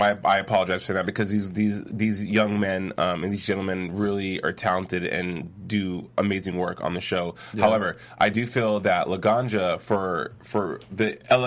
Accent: New Mexico, United States; I grew up in New Mexico

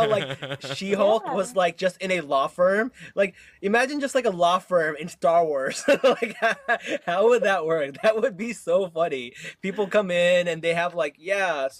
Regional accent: Newark, New Jersey, United States; When I grew up in Newark, I was, like, super into rap music

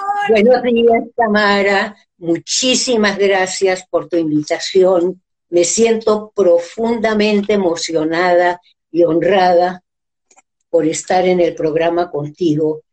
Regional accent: San Cristóbal, Táchira, Venezuela; moved away as an adult; also born or lived in Peru / Mexico City, Mexico; Nací en San Cristóbal, estado Táchira, un 7 de octubre de 1937

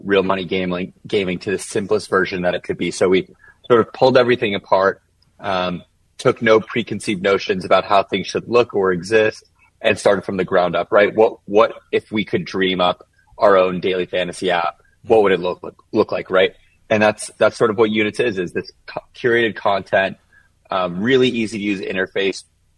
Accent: South Florida, United States; I grew up in South Florida, and I'm a Dolphins fan

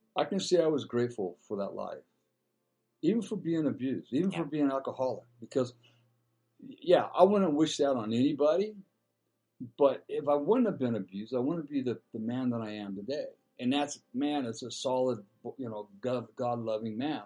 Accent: Dana Point, California, United States; I grew up in Dana Point

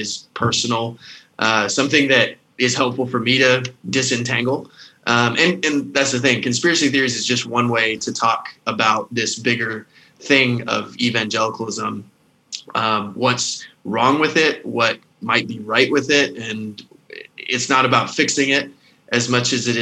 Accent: the South, United States; moved away as an adult; now in Scotland, United Kingdom; I was raised in the South

